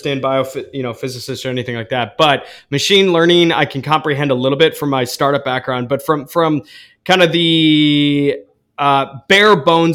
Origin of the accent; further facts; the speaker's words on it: Saline, Michigan, United States; I grew up in Saline, Michigan